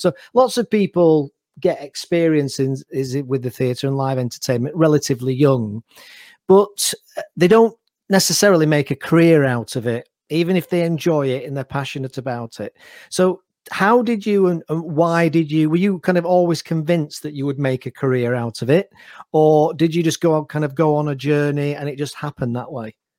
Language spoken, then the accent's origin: English; Manchester, North West England, United Kingdom; I'm Mancunian myself, so I'm in Manchester at the moment